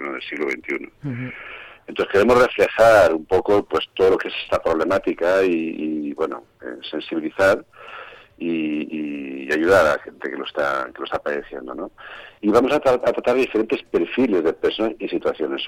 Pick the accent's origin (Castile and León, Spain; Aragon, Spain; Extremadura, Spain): Castile and León, Spain; Vega de Tera; Yo soy zamorano, yo soy precisamente de Vega de Tera